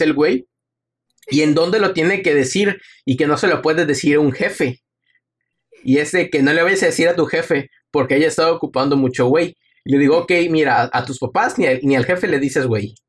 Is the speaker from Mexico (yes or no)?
yes; Mexico; soy mexicano